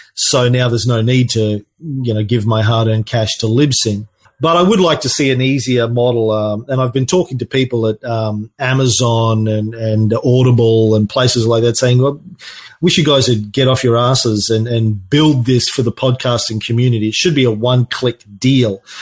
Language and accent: English; Australia; I'm an Aussie